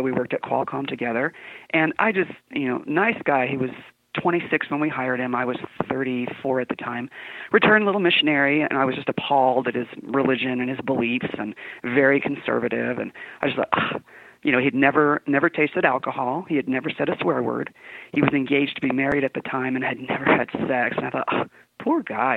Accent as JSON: {"language": "English", "town": "San Diego", "region": "California", "country": "United States", "tie": "born or raised there", "moved": "as an adult", "lives_now": "Utah, United States", "said": "I was born and raised in San Diego"}